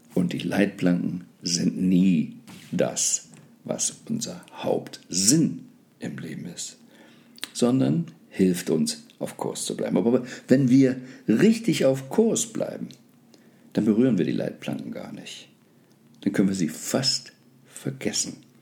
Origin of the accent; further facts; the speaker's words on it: Germany; ich bin gebürtiger Deutscher